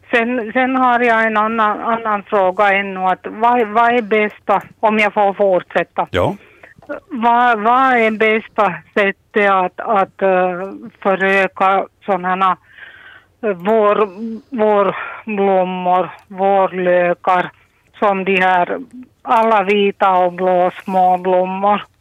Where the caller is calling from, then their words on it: Ekenäs, Uusimaa, Finland; från Ekenäs.